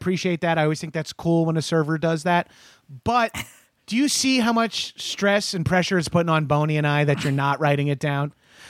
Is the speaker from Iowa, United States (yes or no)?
no; New York, United States; And I'm from New York, so I am very familiar with moist cakes.